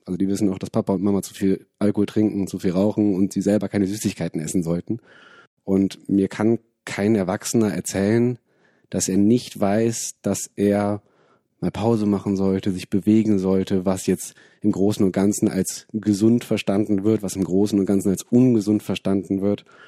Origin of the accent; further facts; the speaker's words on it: Wuppertal, North Rhine-Westphalia, Germany; moved away as an adult; now in Bonn, Germany; bin aus Bonn, bin in Wuppertal aufgewachsen